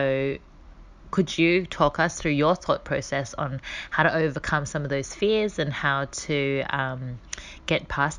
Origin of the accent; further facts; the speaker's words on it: Sydney, New South Wales, Australia; I am from Sydney, Australia.